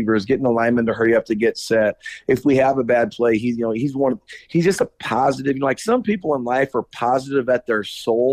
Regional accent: Omaha, Nebraska, United States; I'm from Omaha

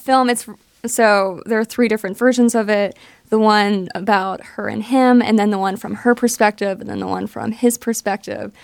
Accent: Johnstown, Pennsylvania, United States; I'm from Johnstown, Pennsylvania.

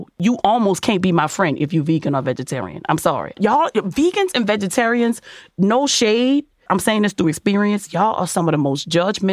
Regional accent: New Orleans, Louisiana, United States; I'm from New Orleans. I'm from New Orleans

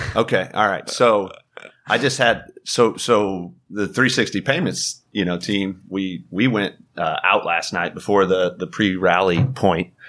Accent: Carlisle, Illinois, United States; also born or lived in Charleston, Illinois; now in Atlanta, United States; I grew up in Illinois

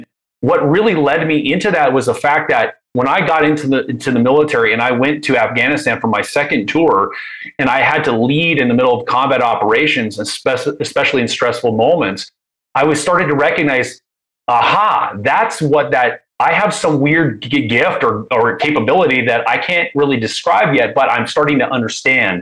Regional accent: Anaheim, California, United States; I grew up, I was born in Anaheim. I grew up around that.

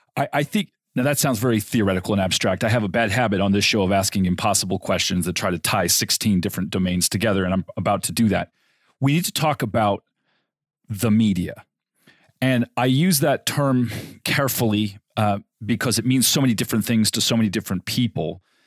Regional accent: Southern California, United States; I grew up in Southern California

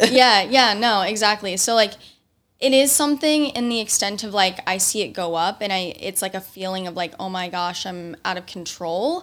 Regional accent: Indiana, United States; moved away; I'm from Indiana

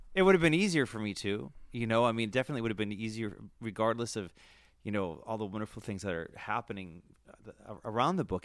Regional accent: Worcester, Massachusetts, United States; I grew up in Worcester, Mass.

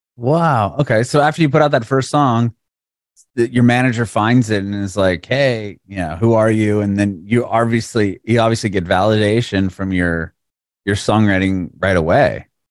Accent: San Diego, California, United States; now in Nashville, United States; I'm in Nashville, Tennessee, but I'm originally from San Diego

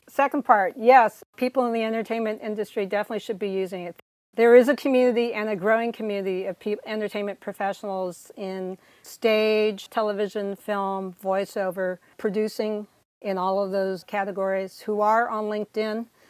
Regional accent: California, United States; moved away as an adult; also born or lived in Silicon Valley / Oberlin, Ohio; now in Connecticut, United States; I was born and raised in California

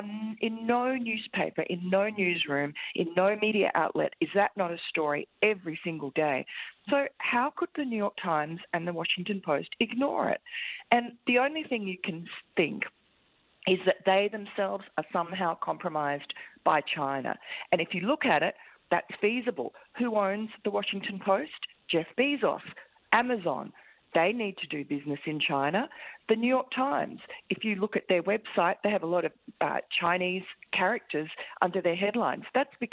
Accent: Tokyo, Japan; I was actually born here, and I grew up in Tokyo and went to university here.

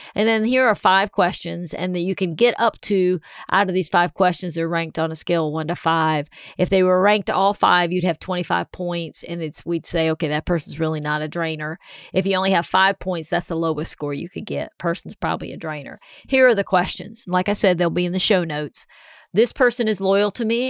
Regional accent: Columbia, South Carolina, United States; moved away; also born or lived in Big Canoe, Georgia; Columbia, South Carolina, my hometown.

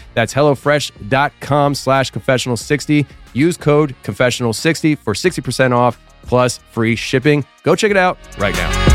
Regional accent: Kutztown, Pennsylvania, United States; where I grew up in Kutztown, Pennsylvania

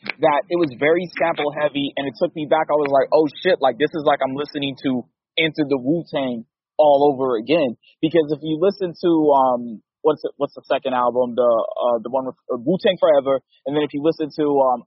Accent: Los Angeles, California, United States; also born or lived in Barstow, California; I'm from Los Angeles originally, but Barstow is the city that I stayed up in for a time in San Bernardino County.

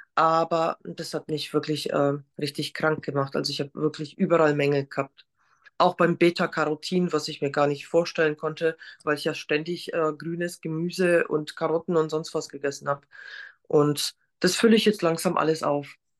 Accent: Poland; now in Germany; Ich komme nämlich ursprünglich aus Polen

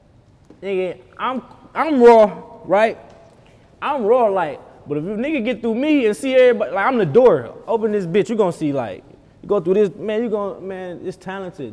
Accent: Cleveland, Ohio, United States; I'm from Cleveland

